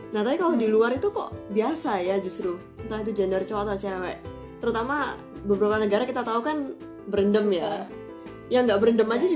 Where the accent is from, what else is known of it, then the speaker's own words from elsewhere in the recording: Indonesia; kalau kita orang Indo kan biar semangat biar seger